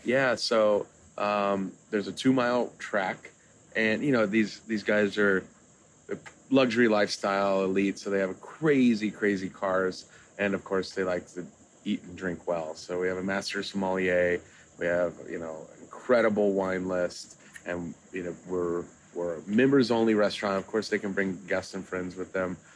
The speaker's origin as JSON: {"language": "English", "town": "Kansas City", "country": "United States", "moved": "yes", "lives_now": "Miami, United States", "said": "I'm originally from Kansas City, but you know I, am a Miami guy now"}